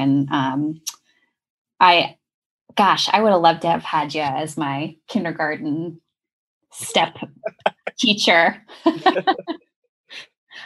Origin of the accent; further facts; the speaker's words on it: New Mexico, United States; a child of the 80s, right, growing up in New Mexico, playing outside with worms and bugs